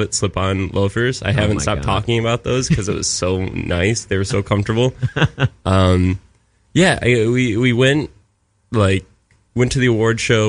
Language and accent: English; Michigan, United States